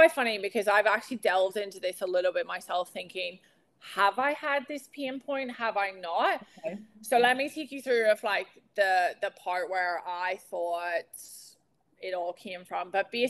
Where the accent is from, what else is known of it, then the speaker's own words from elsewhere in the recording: Northern Ireland, United Kingdom; moved away; also born or lived in United States; I'm from outside Belfast, but I'll say right. Belfast.